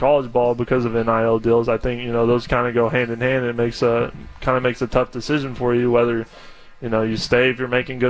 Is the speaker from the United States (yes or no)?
yes; Oklahoma, United States; moved away; I'm from Oklahoma